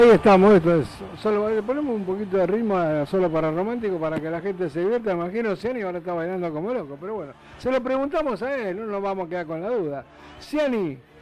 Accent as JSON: {"language": "Spanish", "region": "Mendoza", "country": "Argentina", "moved": "yes", "said": "son de Mendoza, allá de mi tierra"}